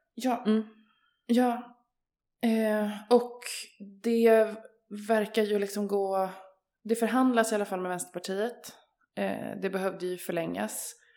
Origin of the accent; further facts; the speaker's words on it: Örebro, Örebro County, Sweden; jag är ju uppvuxen i Örebro